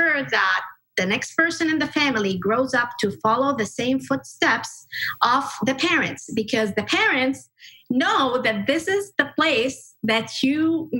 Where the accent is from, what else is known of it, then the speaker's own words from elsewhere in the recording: Kuwait; moved away as an adult; also born or lived in Egypt; And I grew up in Kuwait most of my life up until about 18 or 19 years of age. And I grew up in a very traditional family.